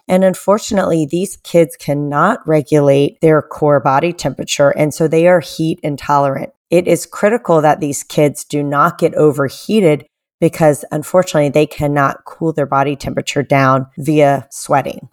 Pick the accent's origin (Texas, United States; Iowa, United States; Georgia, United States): Georgia, United States; Atlanta; my hometown of Atlanta